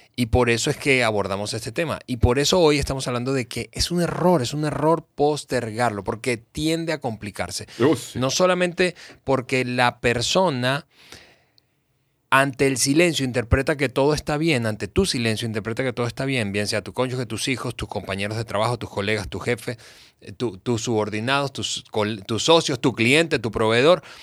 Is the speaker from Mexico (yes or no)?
yes; Mexico; yo crecí, que nací, crecí en América Latina